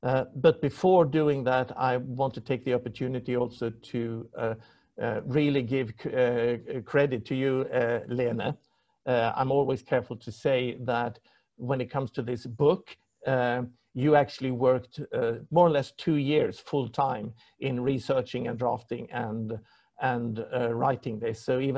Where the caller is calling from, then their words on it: Stockholm, Stockholm County, Sweden; also born or lived in London, United Kingdom; I'm calling in from Stockholm.